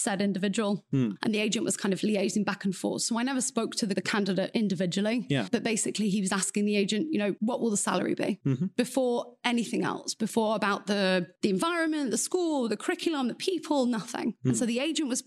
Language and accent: English; England, United Kingdom; moved away as an adult; now in Beijing, China; I'm obviously from England.